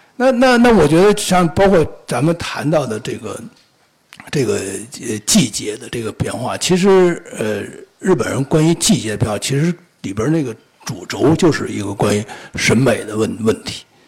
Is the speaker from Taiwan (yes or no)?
no; China; 我们中国人